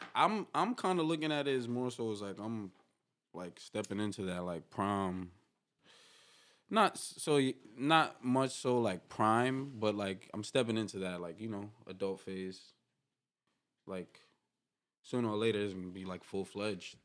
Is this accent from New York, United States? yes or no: yes; New York City, New York, United States; I'm from New York City, East Harlem. El Barrio, they call it